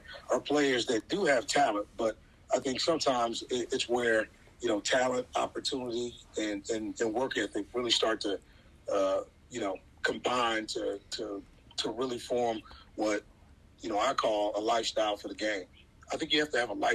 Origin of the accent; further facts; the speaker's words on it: Southwest, United States; now in Nashville, United States; I'm from the Southwest